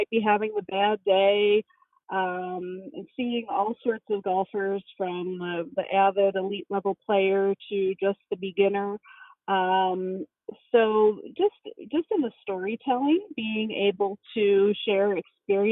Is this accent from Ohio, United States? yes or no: yes; Cincinnati, Ohio, United States; moved away as an adult; now in Illinois, United States; I'm from Cincinnati, Ohio, and I really started as a kid. My family had moved from one side of town to another